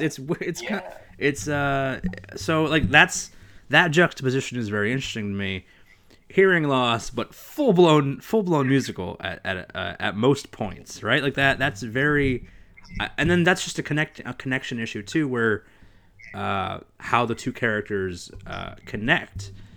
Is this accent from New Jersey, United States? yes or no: yes; New Jersey, United States; growing up in Jersey